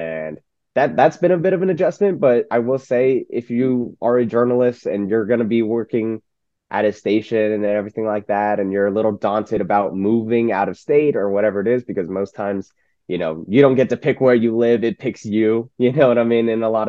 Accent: Roseville, California, United States; moved away as an adult; also born or lived in Northridge, Los Angeles, California; now in Medford, United States; But I'm from Sacramento. Sacramento area. I'm from Roseville, little town. It's getting bigger, which is pretty nice. And then I moved down to Northridge in LA, where I studied at CSU Northridge

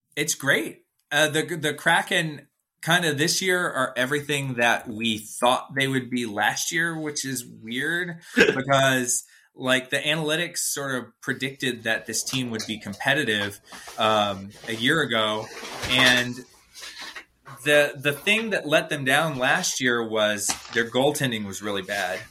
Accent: Atlanta, Georgia, United States; I'm from Atlanta

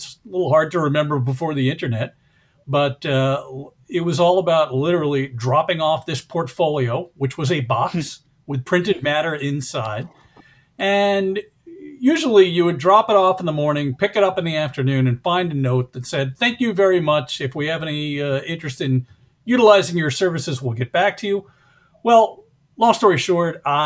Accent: the New York area, United States; I grew up in the New York area

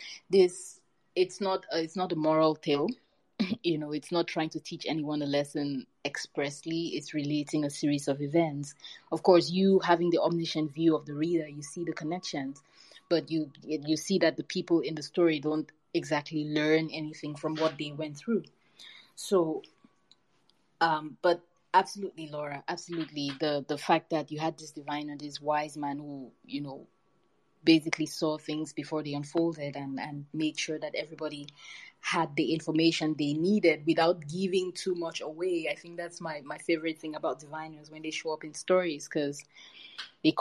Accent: Cameroon; growing up in Cameroon

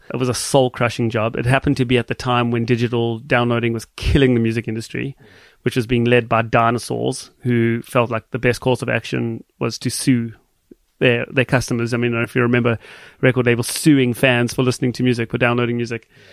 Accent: Johannesburg, Gauteng, South Africa; born or raised there; now in Canada

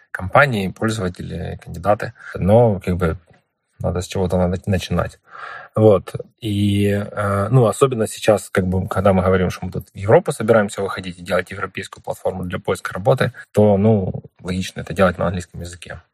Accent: Ukraine; мы из Украины

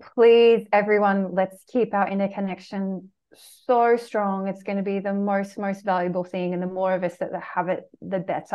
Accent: Australia; the culture I grew up in Australia

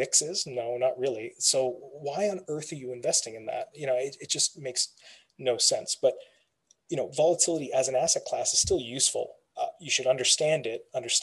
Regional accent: Canada; My background, my family comes from India. I was born and raised here in Canada.

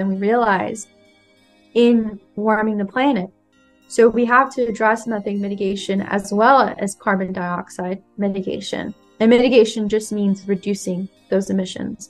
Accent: California, United States; moved away; I'm from California originally.

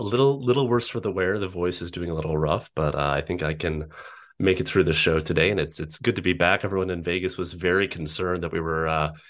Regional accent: Netherlands; English is a second language; Don't let anyone hear my accent. So yes, I, on behalf of the Dutch people, I apologize for beating the Americans in the World Cup.

